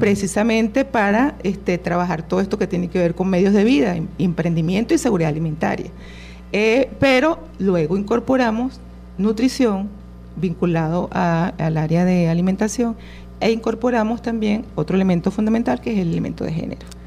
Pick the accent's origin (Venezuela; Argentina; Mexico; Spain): Venezuela; nuestra esencia como venezolanos